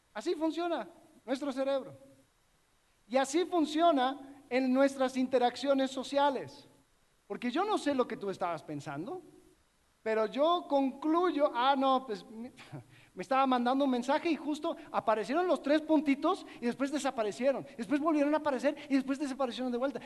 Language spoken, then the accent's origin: Spanish; Miami, Florida, United States; Yo crecí en una iglesia donde, en, Miami donde habían muchas naciones representadas